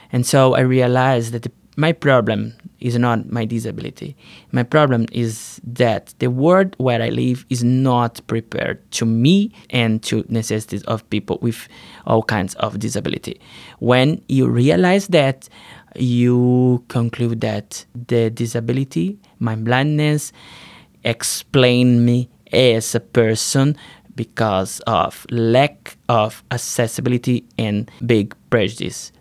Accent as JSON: {"language": "English", "country": "Brazil", "said": "I'm from Brazil"}